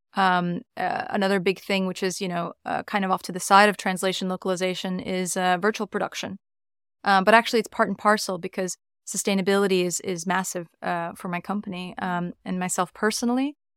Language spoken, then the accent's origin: English; New York, United States; moved away as an adult; now in London, United Kingdom; I'm from New York originally.